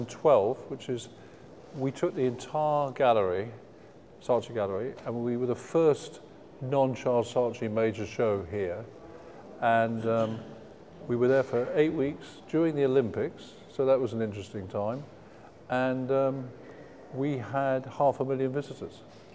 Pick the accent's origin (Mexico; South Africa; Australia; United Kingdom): United Kingdom; England; as we know, being English, a lot of our major pop stars came from art schools.